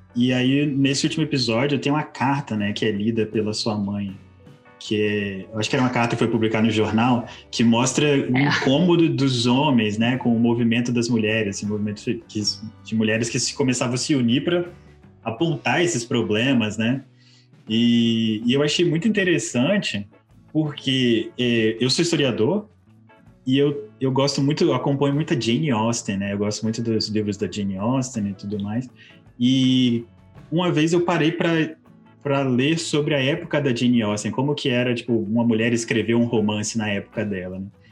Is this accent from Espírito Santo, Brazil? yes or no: yes; Espírito Santo, Brazil; nós somos o Espírito Santo